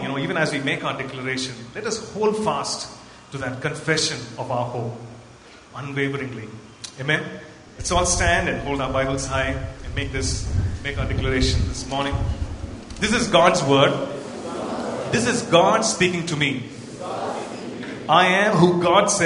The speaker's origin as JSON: {"language": "English", "town": "Coimbatore", "region": "Tamil Nadu", "country": "India", "moved": "yes", "lives_now": "Bangalore, India", "said": "I'm basically from Coimbatore, and I come from an Anglican, you know, CSI church kind of a background."}